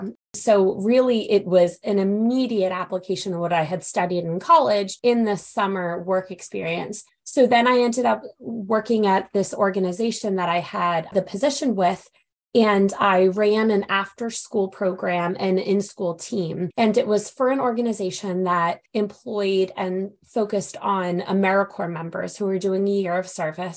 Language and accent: English; Philadelphia, Pennsylvania, United States; I grew up in Philadelphia, Pennsylvania, and went to a magnet high school, Central High School in Philadelphia